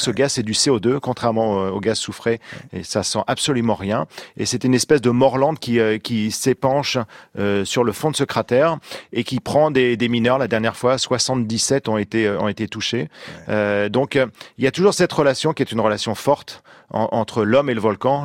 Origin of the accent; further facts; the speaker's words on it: Normandy, France; chez moi en Normandie